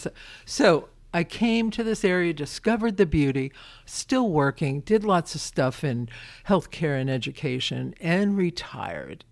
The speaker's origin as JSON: {"language": "English", "town": "Brooklyn", "region": "New York", "country": "United States", "tie": "born or raised there", "moved": "yes", "lives_now": "Winchester, United States", "said": "I'm a kid from Brooklyn"}